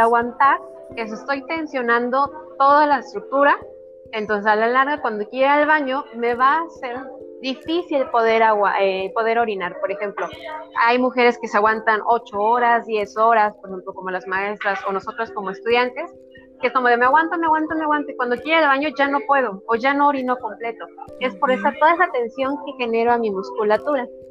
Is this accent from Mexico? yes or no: yes; Hidalgo, Mexico; also born or lived in Mexico City; Sí, soy del estado de Hidalgo, de un pueblo alejado de la mano de Dios